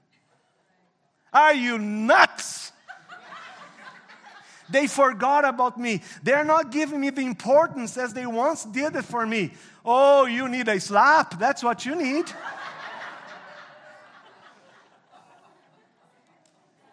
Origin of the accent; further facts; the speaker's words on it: Brazil; English is a second language; moved away as an adult; now in Canada; I'm a commercial pilot down in Brazil